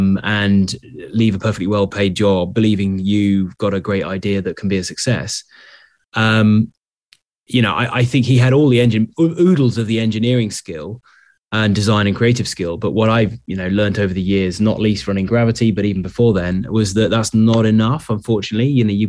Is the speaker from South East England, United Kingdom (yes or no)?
no; Sherborne, South West England, United Kingdom; born there; I was born in Sherborne in Dorset. I went to boarding school in Taunton in Somerset.